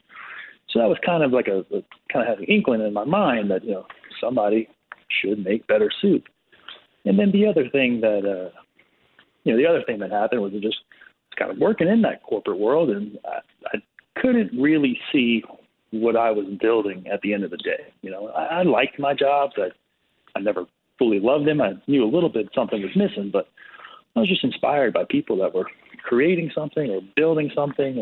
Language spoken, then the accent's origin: English; South Louisiana, United States; moved away as an adult; now in New York City, United States; growing up in South Louisiana